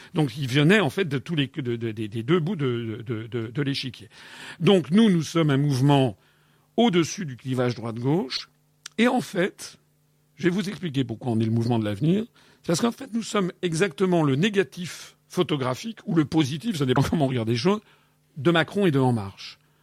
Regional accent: France; je suis né en France, donc je suis issu du continent européen

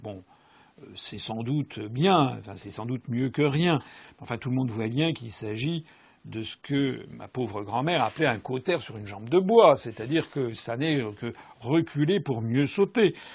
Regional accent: France; Je suis français

